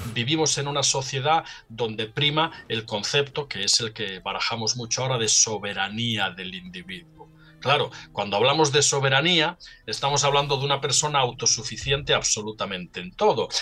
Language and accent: Spanish; Salinas, Asturias, Spain; moved away; desde mi pueblo natal, Salinas, un pueblecito en la costa norte